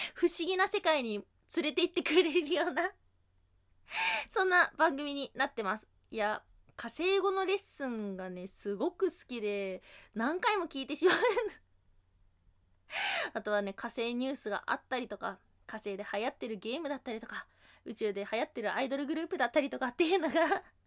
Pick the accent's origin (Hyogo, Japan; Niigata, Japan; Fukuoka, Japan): Hyogo, Japan; accent: Kansai dialect; now in Tokyo, Japan; 兵庫県出身で、今は東京都で働いてるんですけども、やっぱりね、関西弁恋しくなるんですよ。